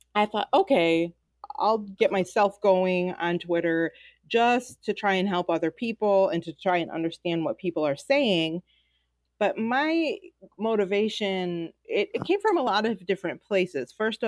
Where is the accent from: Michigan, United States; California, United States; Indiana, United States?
Michigan, United States; Detroit; I am from Detroit, Michigan.